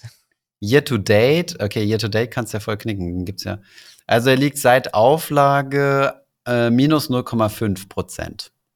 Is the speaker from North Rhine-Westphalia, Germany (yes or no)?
no; Saarland, Germany; dann bin ich halt Saarländer und Europäer